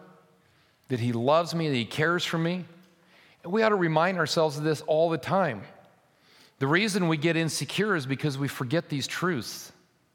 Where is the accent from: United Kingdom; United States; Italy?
United States; We live in an anomaly as American Christians